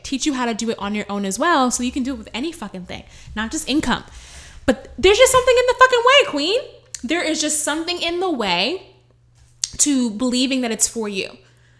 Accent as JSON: {"language": "English", "town": "Bronx", "region": "New York", "country": "United States", "said": "Oh, it's not for us Black girls. Oh, I'm from the Bronx. We don't go for that kind of money."}